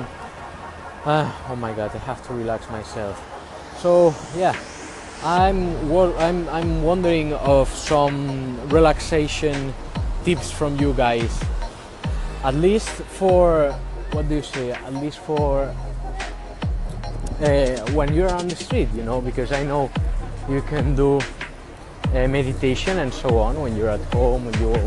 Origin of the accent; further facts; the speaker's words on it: Barcelona, Catalonia, Spain; I'm from Barcelona, so I'm in Barcelona, I'm from Barcelona, so it's not like I'm a tourist